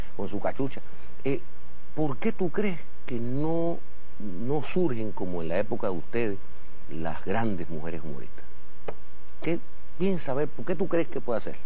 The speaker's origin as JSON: {"language": "Spanish", "country": "Cuba", "said": "yo soy cubano"}